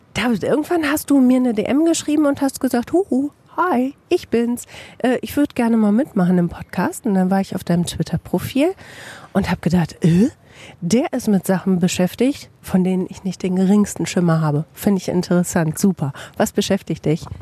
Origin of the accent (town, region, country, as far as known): Bielefeld, North Rhine-Westphalia, Germany